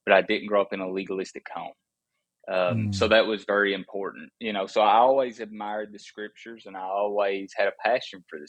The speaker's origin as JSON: {"language": "English", "region": "Appalachia", "country": "United States", "tie": "born or raised there", "said": "I was raised in Appalachia"}